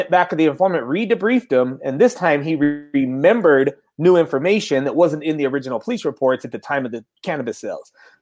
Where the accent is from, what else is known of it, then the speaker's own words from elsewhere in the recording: Salt Lake City, Utah, United States; I'm also from Salt Lake City, Utah.